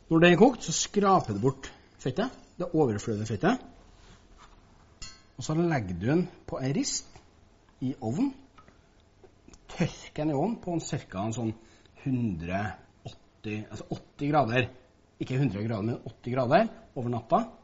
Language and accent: Norwegian; Levanger, Trøndelag, Norway; Dessverre, vi kommer fra Nord-Trøndelag, jeg har Levanger, vet du.